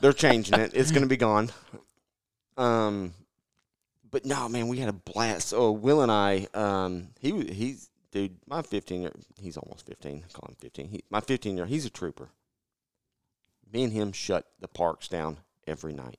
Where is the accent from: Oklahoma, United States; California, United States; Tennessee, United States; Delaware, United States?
Tennessee, United States; Middle; growing up in Middle Tennessee